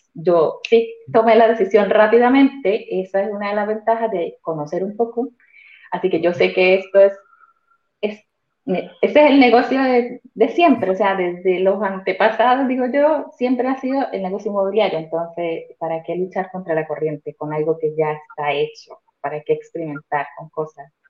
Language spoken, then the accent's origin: Spanish; Colombia; moved away as an adult; now in Santiago, Chile; vivo en Santiago de Chile aproximadamente ya casi cuatro años, soy colombiana